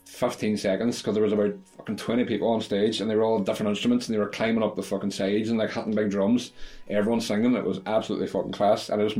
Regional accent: Derry, Northern Ireland, United Kingdom; I'm from Derry

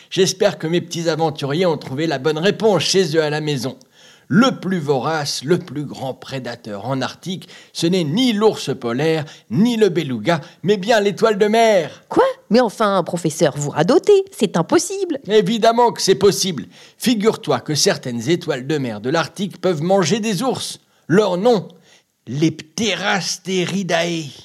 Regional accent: Cameroon; j'ai 8 je suis camerounaise.

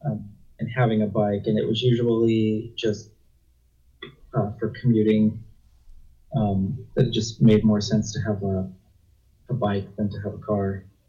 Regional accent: Illinois, United States; moved away as an adult; also born or lived in Wyoming / Utah; I'm originally from Illinois. I lived in Illinois for about 18 years

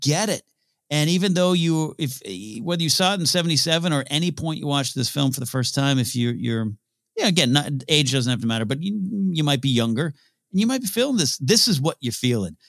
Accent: Central Coast of California, United States; I grew up in Central Coast of California, which, uh, you know, close to L A, close to San Francisco

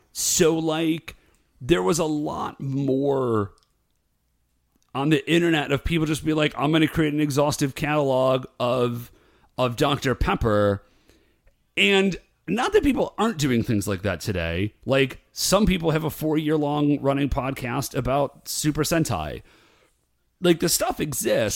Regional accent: Ohio, United States; also born or lived in Alabama; technically, I was born in Alabama, but I think of myself as being from Ohio

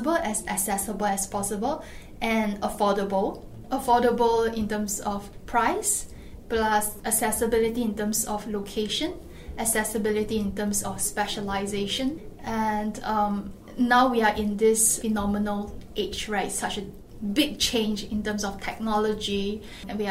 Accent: Singapore; as a Singaporean

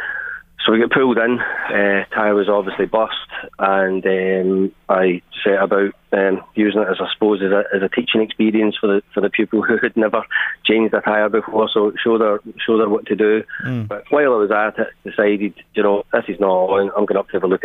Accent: Glasgow, Scotland, United Kingdom; now in Ireland; I'm from Glasgow.

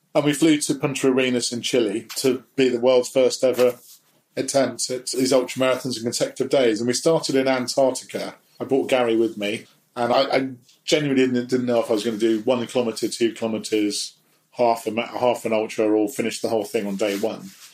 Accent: London, United Kingdom; I was brought up in Portobello Road as a son of an antique dealer

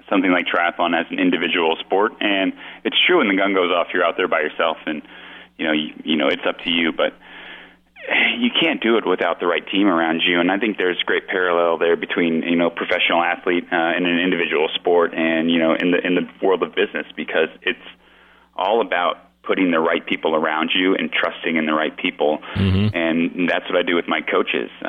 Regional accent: Florida, United States; born there; You know, actually, I was born in Florida, Marty.

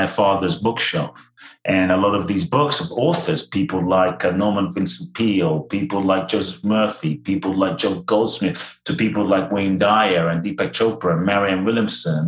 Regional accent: London, United Kingdom; also born or lived in Ghana; now in United States; I was born in Ghana, West Africa. My father's from Ghana. My mother's Japanese. I grew up in London. I live in the US now

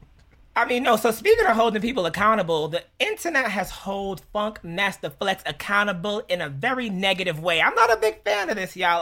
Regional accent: Jamaica; Being Jamaican is cool as shit

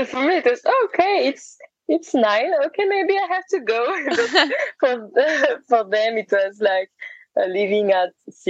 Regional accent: Santiago de Compostela, Galicia, Spain; But for me, it was the other side, because I was from Santiago, so I went to the other way, to the other direction.

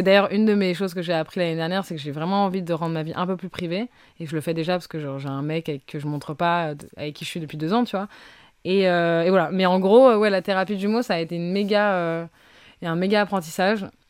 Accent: Brazil; moved away; je reviens du Brésil et je suis brésilienne pourtant

